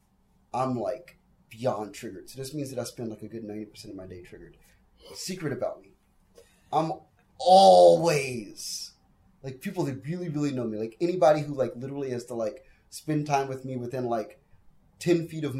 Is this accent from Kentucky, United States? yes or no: no; Washington, District of Columbia, United States; I'm from Washington, D.C.